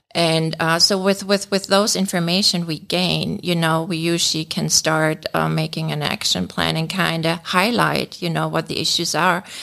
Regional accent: Germany; moved away as an adult; now in United States; I'm born and raised in Germany, uh, but we've been living here in the States for over twenty years

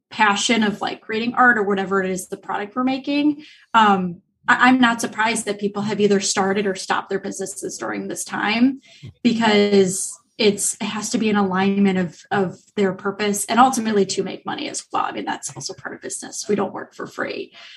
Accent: Illinois, United States; moved away; I'm actually from Illinois originally

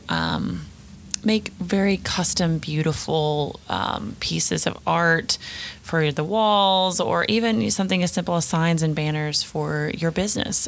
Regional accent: the South, United States; accent: southern; my southern accent's about to come out

